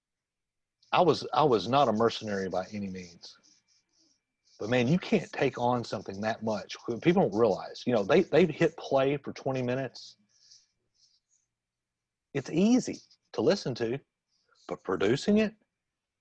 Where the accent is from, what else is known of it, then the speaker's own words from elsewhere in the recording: Jackson, Tennessee, United States; my hometown, Jackson, Tennessee